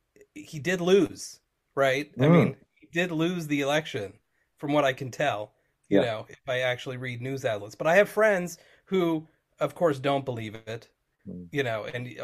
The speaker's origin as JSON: {"language": "English", "country": "United States", "also_born_or_lived": "Guildford, England", "said": "I am an American and I'm in America right now."}